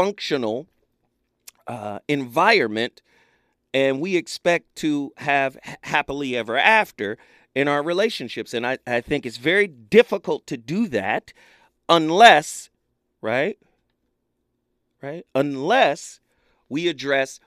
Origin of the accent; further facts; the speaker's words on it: United States; I was raised in Alden Park projects